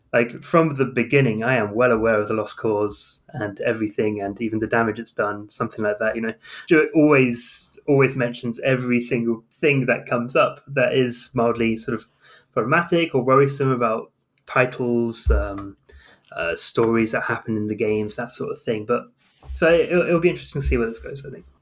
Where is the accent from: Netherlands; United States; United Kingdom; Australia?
United Kingdom; South of England; I come from the South of England